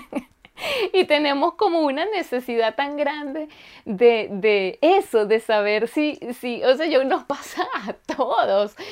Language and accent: Spanish; Venezuela; also born or lived in Germany; now in Finland; yo soy venezolana